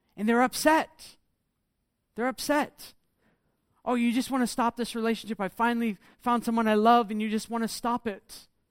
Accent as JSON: {"language": "English", "country": "United States", "moved": "yes", "said": "I come from America"}